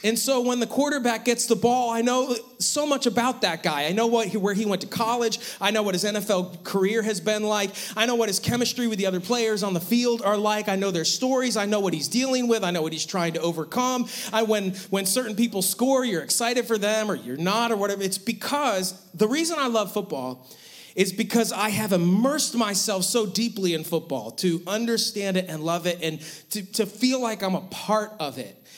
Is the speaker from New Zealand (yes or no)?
no; Western New York, United States; growing up in Western New York